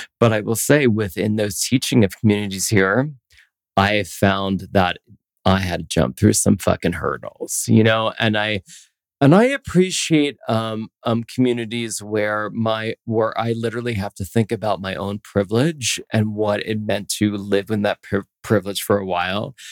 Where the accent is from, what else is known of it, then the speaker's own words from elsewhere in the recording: Philadelphia, Pennsylvania, United States; also born or lived in New York City; now in Denver, United States; I grew up in Pennsylvania. I grew up in Philadelphia